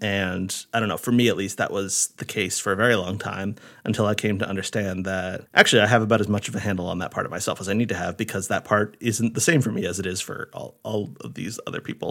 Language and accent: English; Rhode Island, United States; moved away as an adult; my parents' house, the house where I grew up in Rhode